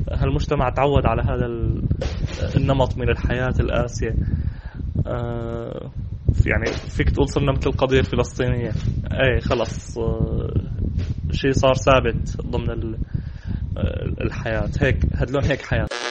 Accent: Syria; معنا كسوريين

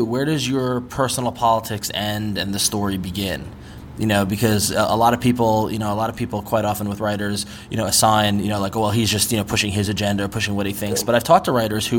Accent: New York, United States; now in San Francisco, United States; I'm from New York and live in San Francisco

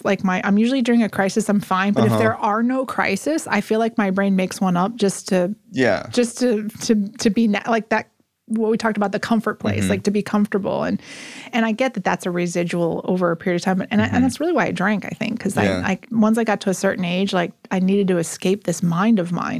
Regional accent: Texas, United States; born there; also born or lived in Oklahoma / Missouri / Mississippi; So we lived in Missouri. I was born in Texas, lived in Oklahoma, Missouri, Mississippi, and then back to Oklahoma and Missouri.

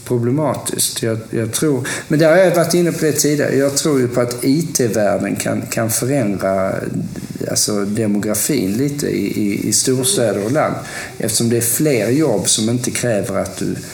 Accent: Lund, Skåne, Sweden; also born or lived in Stockholm / Gothenburg; jag är ju uppvuxen i, i Lund, eller Lund-Malmö-regionen. Och sen så flyttade jag Eh, till Stockholm och sen flyttade jag från Stockholm till Göteborg.

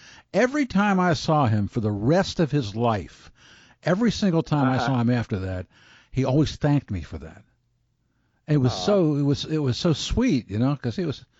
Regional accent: Baltimore, Maryland, United States; now in Portland, United States; I'm from Baltimore originally, and I moved here in 97.

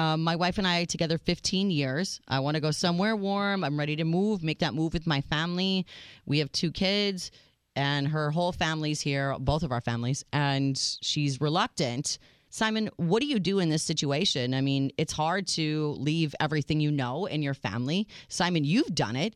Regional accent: Minnesota, United States; moved away; I grew up in Minnesota

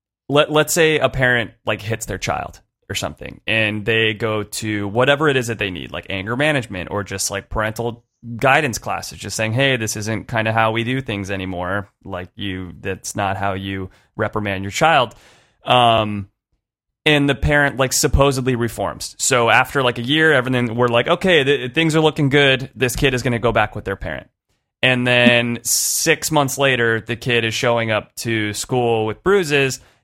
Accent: San Francisco, California, United States; I'm from San Francisco

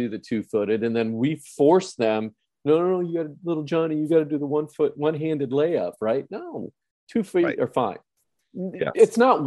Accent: Wisconsin, United States; now in California, United States; I am from Wisconsin now living in California

